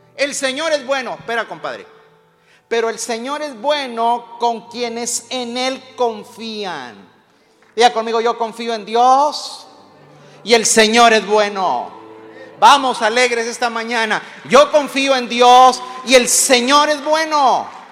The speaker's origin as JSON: {"language": "Spanish", "country": "Mexico", "said": "los que somos mexicanos"}